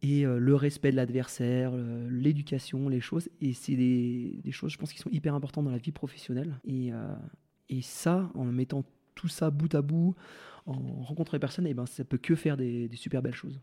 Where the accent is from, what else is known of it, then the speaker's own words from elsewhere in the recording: Val Thorens, Auvergne-Rhône-Alpes, France; Valto grâce à là où j'ai grandi